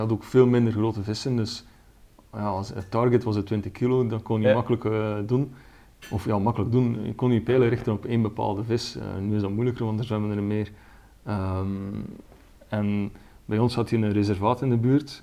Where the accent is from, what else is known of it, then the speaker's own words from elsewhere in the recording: Ostend, Flanders, Belgium; kom uit België, van de Belgische kust, Oostende